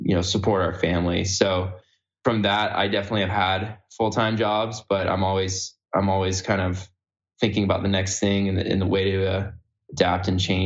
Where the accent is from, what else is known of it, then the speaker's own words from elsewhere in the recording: California, United States; I grew up in California